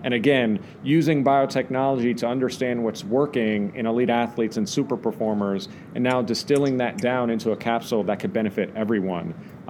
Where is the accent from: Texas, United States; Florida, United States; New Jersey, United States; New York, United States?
New York, United States; New York City; I'm just a New York kid. I grew up in Greenwich Village